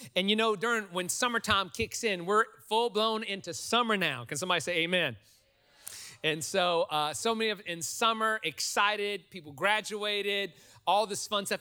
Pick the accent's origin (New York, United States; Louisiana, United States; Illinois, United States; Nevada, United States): Louisiana, United States; New Orleans; now in Texas, United States; I'm from New Orleans